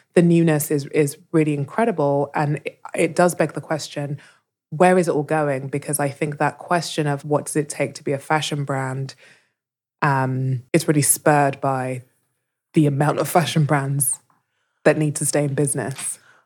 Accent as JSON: {"language": "English", "region": "London", "country": "United Kingdom", "tie": "born or raised there", "said": "I was born in London"}